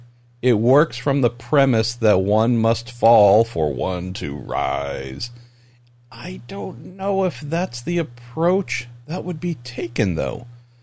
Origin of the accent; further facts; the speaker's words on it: Belmont, California, United States; I grew up in my hometown of Belmont, California, in the Bay Area here. 28,000, I believe, was the population.